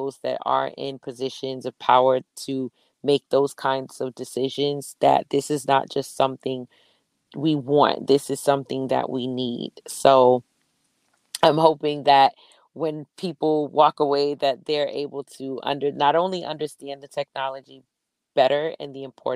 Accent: New York City, New York, United States; I'm from Brooklyn

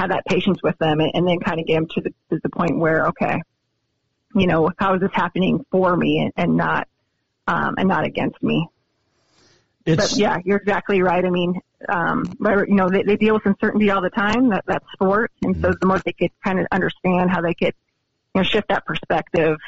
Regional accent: Montana, United States; now in Columbia, United States; I'm from Montana

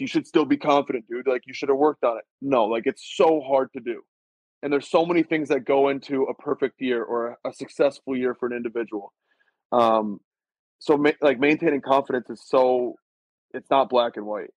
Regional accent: Michigan, United States; I'm from Michigan

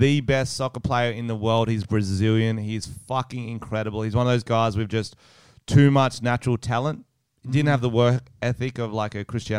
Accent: Australia; Man, something about being Australian.

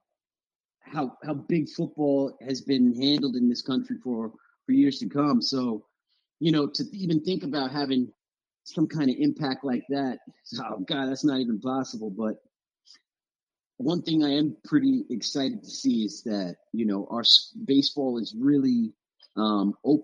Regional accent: South Florida, United States; moved away as an adult; also born or lived in North Carolina; I was coming from South Florida

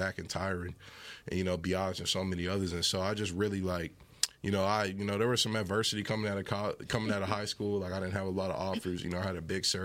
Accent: Fort Worth, Texas, United States; I grew up in Fort Worth, went to North Crowley

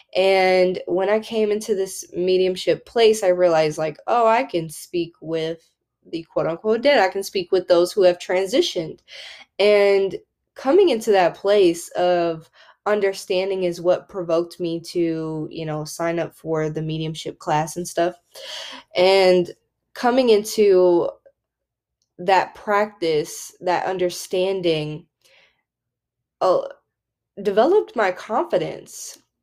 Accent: the Bible Belt, United States; growing up in the Bible Belt

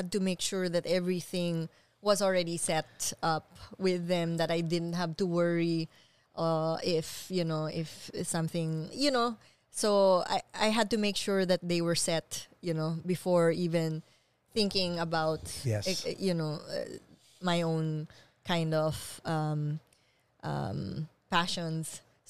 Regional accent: Philippines; moved away as an adult; now in New York, United States; I was born and raised in the Philippines

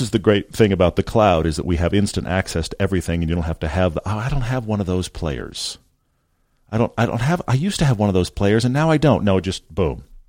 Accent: Texas, United States; I grew up in Texas

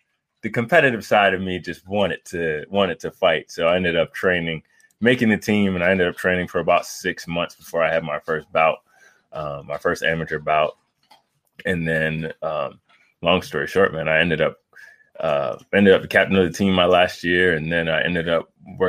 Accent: Frankford, Delaware, United States; So originally, I'm from Frankfort, Delaware. It's a small town right outside of Bethany Beach. Grew up a beach bum, going out in the water every day.

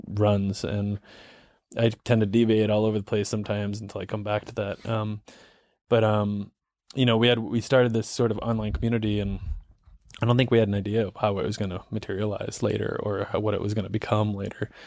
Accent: New England, United States; growing up in New England

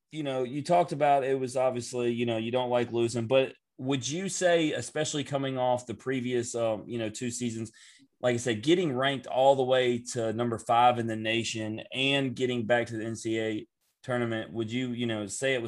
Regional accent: Memphis, Tennessee, United States; We're all three from Memphis.

